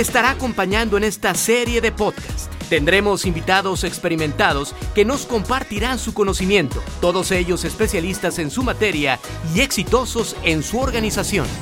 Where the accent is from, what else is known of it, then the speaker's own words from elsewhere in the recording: Argentina; soy argentino